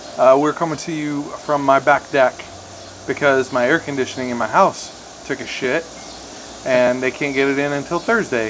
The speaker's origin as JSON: {"language": "English", "region": "Montana", "country": "United States", "also_born_or_lived": "Las Vegas", "moved": "yes", "said": "we're from Montana"}